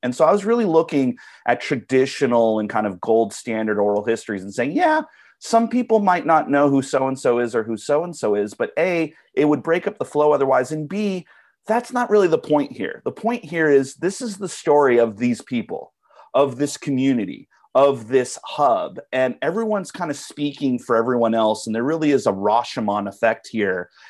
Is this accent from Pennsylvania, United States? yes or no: no; Southern California, United States; I'm from Southern California originally, so Comic-Con was always in the air when I was growing up. I grew up in the, uh, late eighties, early nineties down there